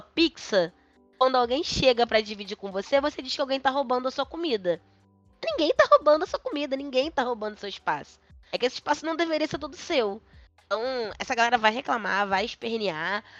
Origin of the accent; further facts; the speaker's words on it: Brazil; eu sou brasileiro